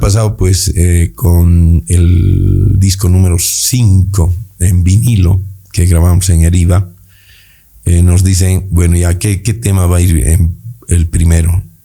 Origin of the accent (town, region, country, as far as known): Bolivia